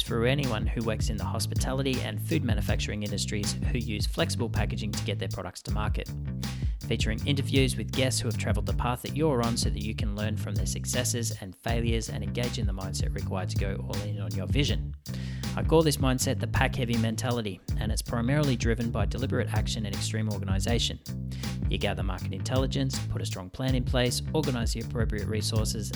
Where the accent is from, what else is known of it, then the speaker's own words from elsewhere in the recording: Australia; I'm Australian, obviously.